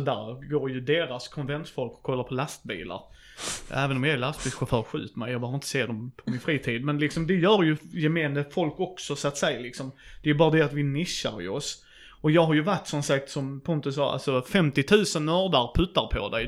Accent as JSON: {"language": "Swedish", "region": "Skåne", "country": "Sweden", "said": "jag är skåning"}